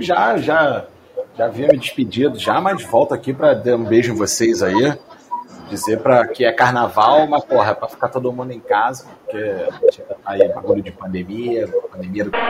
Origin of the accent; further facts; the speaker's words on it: Rio, Rio de Janeiro, Brazil; sou do Rio